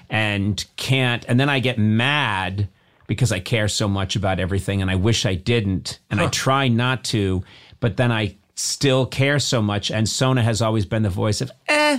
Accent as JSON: {"language": "English", "area": "Boston area, New England", "region": "Massachusetts", "country": "United States", "tie": "born or raised there", "moved": "yes", "said": "You and I grew up in New England"}